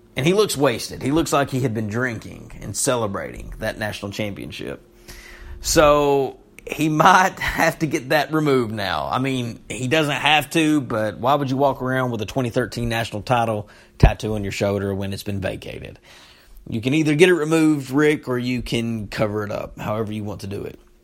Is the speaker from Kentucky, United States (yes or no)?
yes; Knott County, Kentucky, United States; moved away; I'm from Knott County